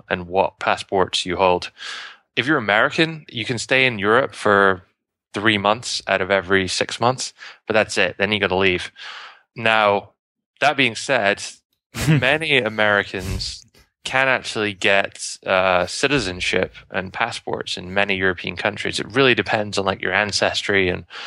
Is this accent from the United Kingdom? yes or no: yes; United Kingdom; moved away; I'm British